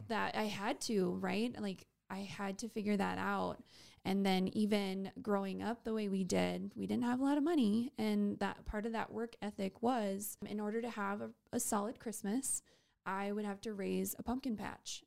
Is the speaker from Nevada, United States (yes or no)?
no; Waubay, South Dakota, United States; now in Sioux Falls, United States; So, I am from Wabe, South Dakota.